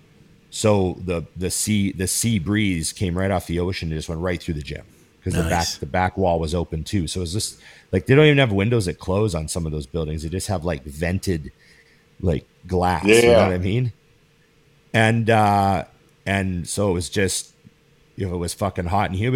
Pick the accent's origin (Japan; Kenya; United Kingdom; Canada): Canada; Grande Prairie, Alberta; moved away as an adult; also born or lived in Australia; I was still living in my hometown, which was Grand Prairie, Alberta.